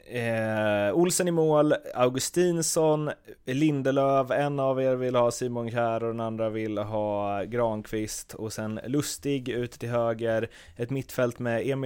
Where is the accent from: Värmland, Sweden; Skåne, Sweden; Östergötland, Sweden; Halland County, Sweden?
Skåne, Sweden; Jag är ju halvdansk från Skåne